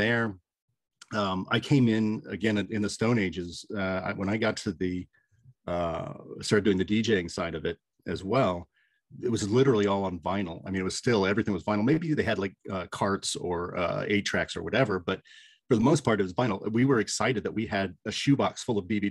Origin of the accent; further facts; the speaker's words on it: Lima, Ohio, United States; also born or lived in Toledo; I ended up working radio in my hometown in Lima